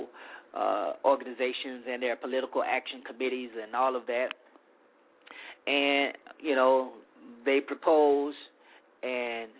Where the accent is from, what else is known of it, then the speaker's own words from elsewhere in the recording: Deep South, United States; also born or lived in Arkansas / Louisiana; an African-American growing up in the Deep South.